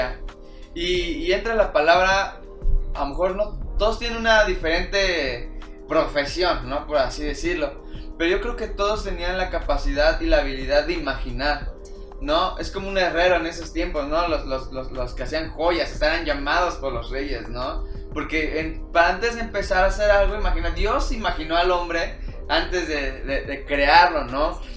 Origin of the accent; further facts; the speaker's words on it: Mexico; nosotros como mexicanos